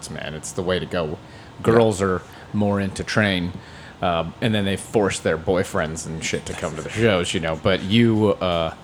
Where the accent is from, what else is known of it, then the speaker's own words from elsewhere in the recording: Erie, Pennsylvania, United States; My friend Dave Timpey, who I grew up with in Erie, Pennsylvania